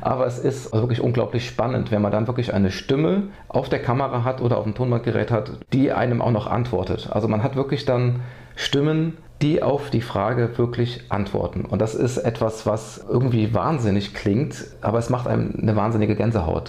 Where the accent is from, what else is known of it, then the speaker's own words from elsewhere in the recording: Westerwald, Rhineland-Palatinate, Germany; also born or lived in Neuwied; Eigentlich bin ich auf dem Land groß geworden, komme eigentlich aus dem tiefsten Westerwald